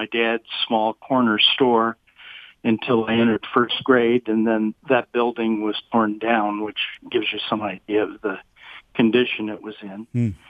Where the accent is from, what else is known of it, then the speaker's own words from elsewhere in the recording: Toledo, Ohio, United States; moved away as an adult; also born or lived in Miami / Boston; now in Troy, United States; I was born and raised in Toledo. I've spent 33 of the last 40 years in Troy. Had short stints living in both Miami and Boston.